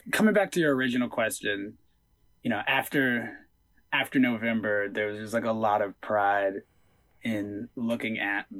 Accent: Atlanta, Georgia, United States; There was always like a, I'm from Atlanta, not Georgia type energy, because it really felt like the two were feuding.

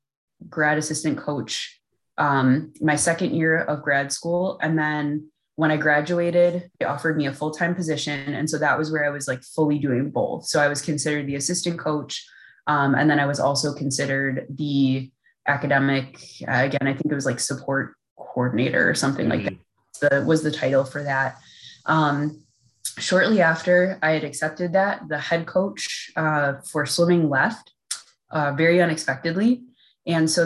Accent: Milwaukee, Wisconsin, United States; also born or lived in Valparaiso, Indiana; now in Minnesota, United States; originally I'm from Milwaukee

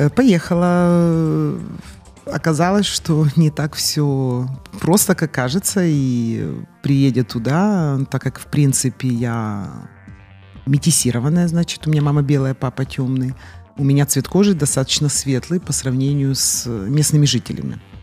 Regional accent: Chornomorsk, Odesa Oblast, Ukraine; я родилась не в Одессе, а в городе Ильичевске, это Черноморск сегодня.

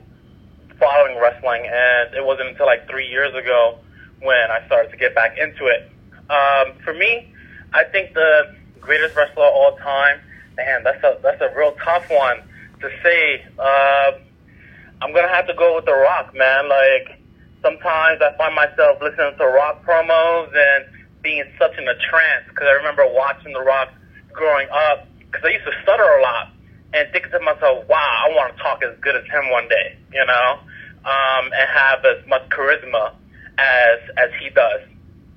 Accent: New York, United States; now in St. Louis, United States; Currently in St. Louis, but I'm from New York

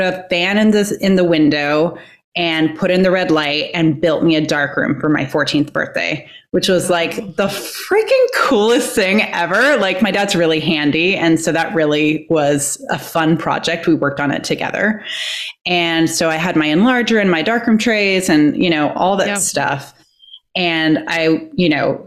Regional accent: Iowa, United States; I was growing up in Iowa, so like Midwest

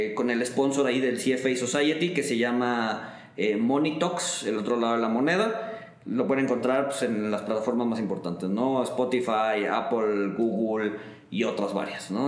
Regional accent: Mexico; nosotros como mexicanos

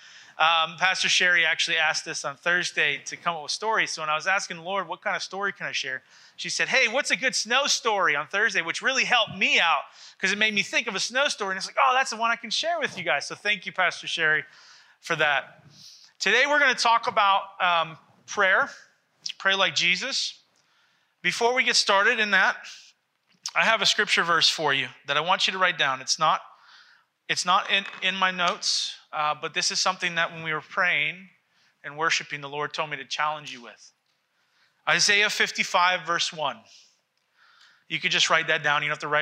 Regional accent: Massachusetts, United States; I grew up in Massachusetts

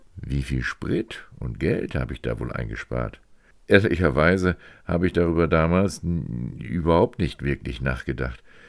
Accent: Meppen, Lower Saxony, Germany; also born or lived in Hannover; ich später Wochenendpendler zwischen meinem Heimatort Meppen und Hannover wurde

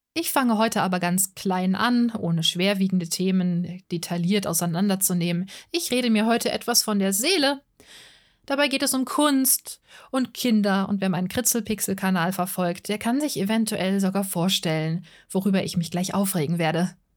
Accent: Offenbach am Main, Hesse, Germany; Ich bin in Offenbach am Main geboren. Das ist in der Nähe von Frankfurt am Main, ziemlich nah dran, in Hessen

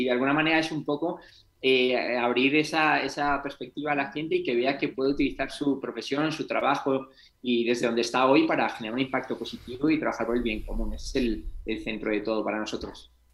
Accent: Santander, Cantabria, Spain; moved away as an adult; also born or lived in London / United States; empecé a salir de Santander, de mi tierra en, España

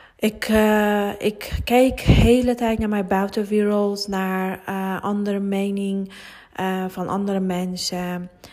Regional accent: Iran; Dutch is a second language; moved away as an adult; now in Netherlands; Nederlands is niet mijn moedertaal en uh, ik, kom, eh, ik kom uit Iran. Ik woon 17 jaar hier en eh, ja, ik heb met andere taal, andere cultuur opgegroeid

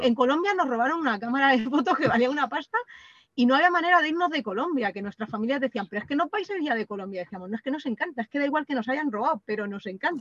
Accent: Tobarra, Castilla-La Mancha, Spain; moved away; somos de Tobarra, pero, mm, pero hemos vivido en distintos sitios del mundo

